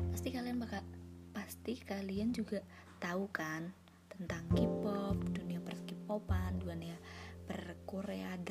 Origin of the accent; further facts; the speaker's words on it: Surakarta, Central Java, Indonesia; Terus aku asalnya dari Solo.